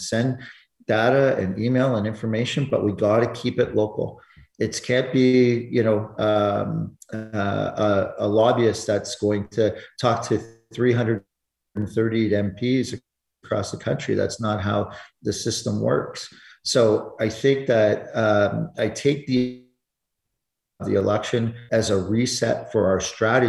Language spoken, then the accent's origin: English; Alberta, Canada; I'm from Alberta